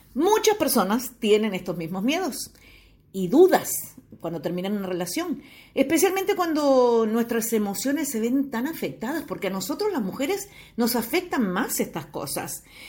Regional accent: Uruguay; moved away; Estoy viviendo ahora eh, nuevamente en mi país natal, en Uruguay eh, precisamente estoy en Piriápolis

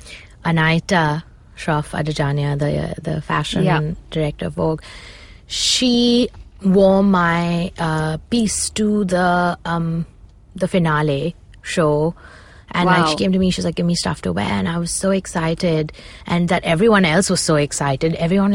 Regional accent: Punjab, India; So I'm very connected to my roots and I'm obsessed with being like Indian and Punjabi and I love, you know, where I come from.

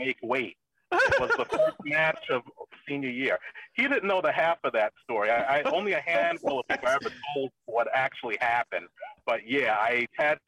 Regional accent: New York City, New York, United States; moved away; I grew up in the Bronx, probably not the worst part of the Bronx, but not a great part of the Bronx either

